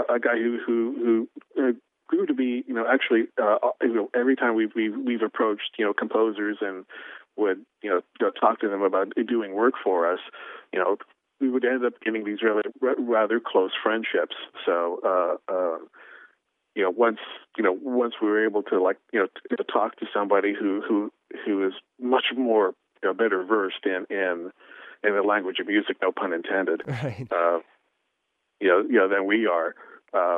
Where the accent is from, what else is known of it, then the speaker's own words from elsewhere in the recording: Portland, Oregon, United States; I'm from Portland